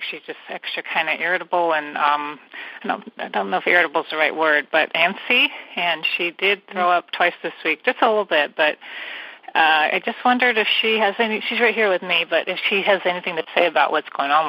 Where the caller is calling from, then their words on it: California, United States; And I'm calling from the San Francisco Bay Area.